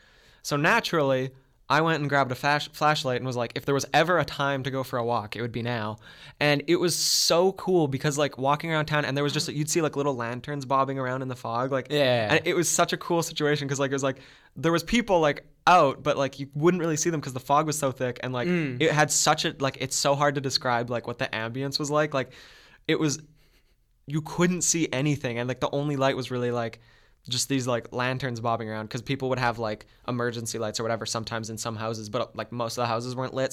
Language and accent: English; Beausejour, Manitoba, Canada; So I used to go for walks like almost every night around my hometown. It's a small town, Beausejour. It's about, I think it was about 3,000 people when I lived there.